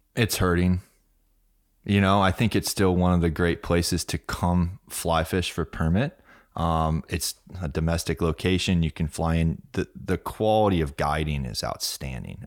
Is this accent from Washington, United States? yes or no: no; Key West, Florida, United States; also born or lived in France; I was born in Key West, in Stock Island, actually